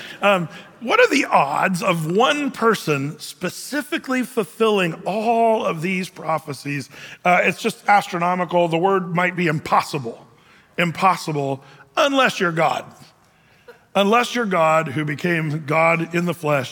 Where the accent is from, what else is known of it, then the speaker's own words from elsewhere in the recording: California, United States; now in Oregon, United States; I'm from California. I was born there.